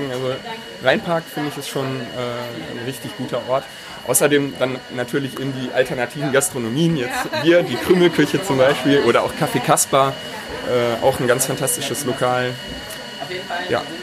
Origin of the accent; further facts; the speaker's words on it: Duisburg, North Rhine-Westphalia, Germany; Also groß geworden bin ich in Buchholz. Das ist ja quasi so der High Society Stadtteil von Duisburg mehr oder weniger.